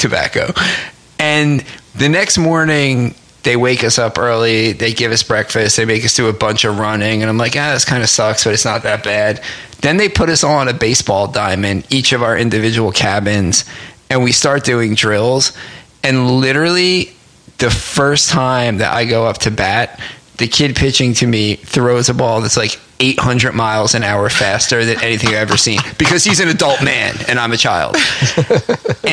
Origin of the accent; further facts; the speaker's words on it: New Jersey, United States; also born or lived in Newark / West Orange; I'm from New Jersey